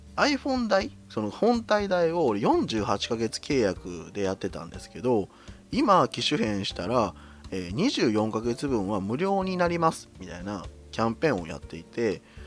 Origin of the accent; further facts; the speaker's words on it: Kyoto, Japan; 私の出身地は京都ですね。